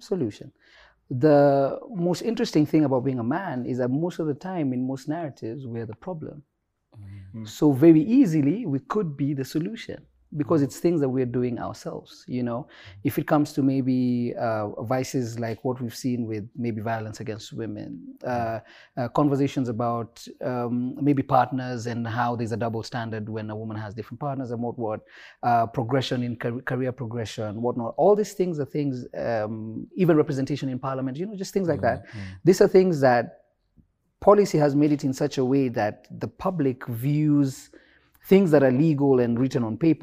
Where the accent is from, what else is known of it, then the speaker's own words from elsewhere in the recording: Nairobi, Kenya; also born or lived in Mombasa; then we came to Nairobi